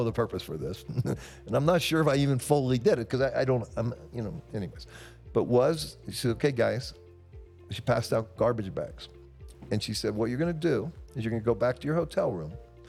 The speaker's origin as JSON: {"language": "English", "country": "United States", "said": "we're an American"}